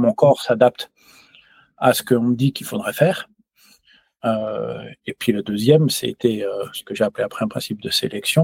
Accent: France; now in Switzerland; je suis français, je vis en, en Suisse

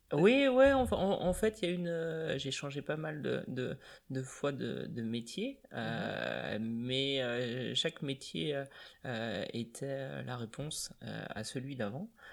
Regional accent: Vitré, Brittany, France; also born or lived in Laval; je suis natif de Vitré

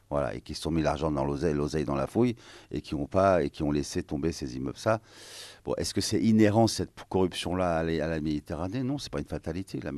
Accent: France; moi, je suis français, je suis arménien, je suis libanais.

